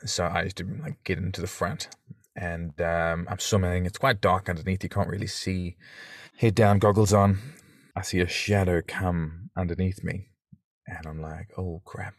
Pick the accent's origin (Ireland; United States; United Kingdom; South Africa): South Africa; accent: South African; now in New Zealand; I've got a South African accent, for those listening who might think he's not a Kiwi or New Zealander, but, um, 'cause I'm from South Africa originally.